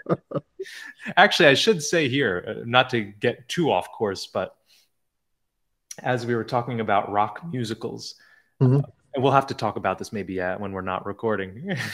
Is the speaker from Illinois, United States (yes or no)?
no; New Jersey, United States; I'm from New Jersey